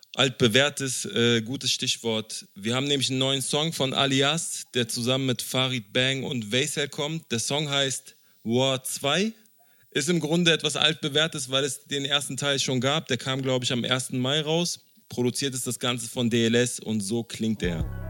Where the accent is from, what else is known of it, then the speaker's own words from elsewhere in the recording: Berlin, Germany; als ein Berliner Junge, der mit Hip-Hop aufgewachsen ist